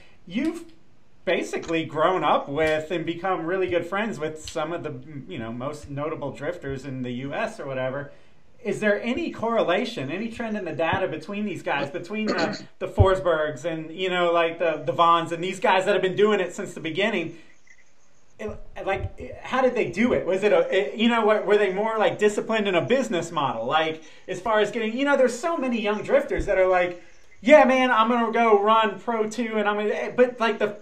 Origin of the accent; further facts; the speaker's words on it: Jacksonville, Florida, United States; moved away; also born or lived in Atlanta; I grew up in Jacksonville and then moved to Atlanta